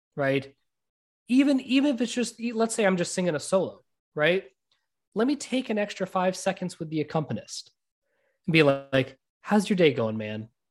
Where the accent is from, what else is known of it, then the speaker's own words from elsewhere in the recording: United States; also born or lived in India; I was born in India, but I'm American